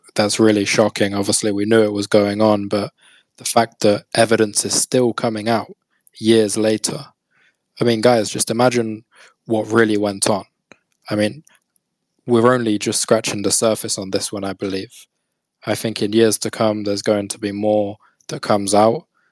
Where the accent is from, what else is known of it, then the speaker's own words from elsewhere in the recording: United Kingdom; I'm British